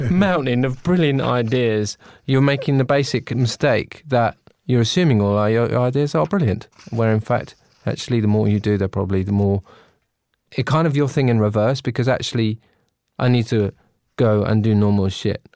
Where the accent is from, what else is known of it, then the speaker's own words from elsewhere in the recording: United Kingdom; I'm British